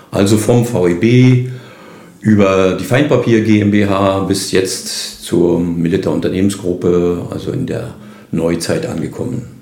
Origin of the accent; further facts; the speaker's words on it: Neukalen, Mecklenburg-Vorpommern, Germany; also born or lived in Dömitz; ich bin gebürtiger Neukalisser, also geboren zwar in Dömitz